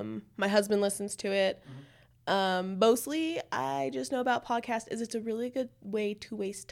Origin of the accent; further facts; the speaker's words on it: Albuquerque, New Mexico, United States; now in Rio Rancho, United States; I'm born and raised in Albuquerque.